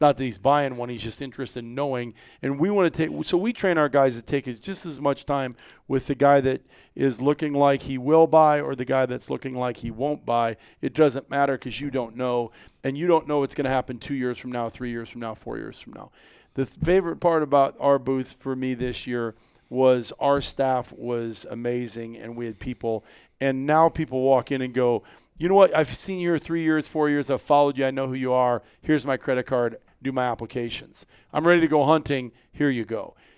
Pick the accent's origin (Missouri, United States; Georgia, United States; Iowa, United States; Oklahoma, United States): Iowa, United States; I'm from Iowa